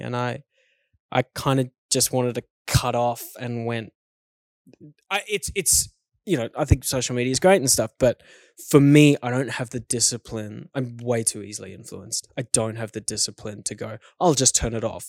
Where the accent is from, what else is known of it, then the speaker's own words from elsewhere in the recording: South Africa; growing up in South Africa as a kid